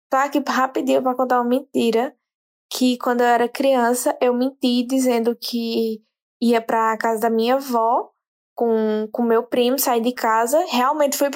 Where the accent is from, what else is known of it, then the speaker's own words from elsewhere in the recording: Itapetim, Pernambuco, Brazil; moved away as an adult; E eu sou de Pernambuco, viu? Sou do interior de Pernambuco, Itapetim. Amo minha cidade